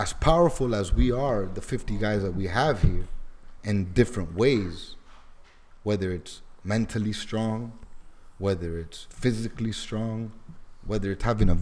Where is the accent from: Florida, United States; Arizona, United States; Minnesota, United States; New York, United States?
Florida, United States; Miami; I grew up in Alapata, then I moved to Kendall